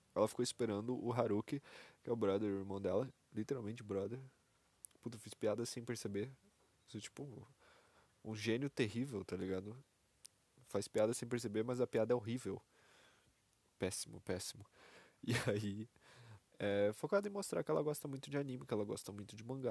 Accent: Brazil; sou brasileiro, PTBR.

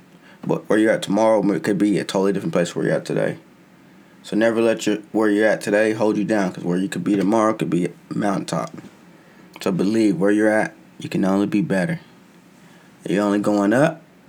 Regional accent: United States; I'm an American

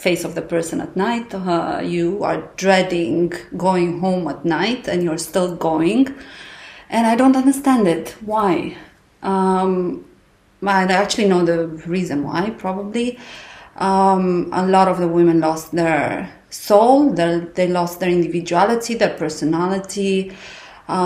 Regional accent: Romania; moved away as an adult; now in Abu Dhabi, United Arab Emirates; I live in Abu Dhabi. I'm from Romania

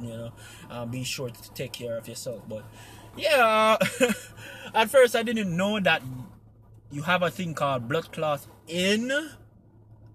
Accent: Jamaica; now in United States; when I came to America, and they know that I'm Jamaican

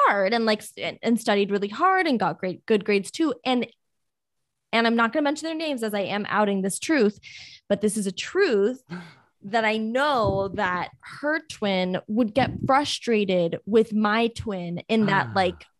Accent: Miami, Florida, United States; growing up in Miami

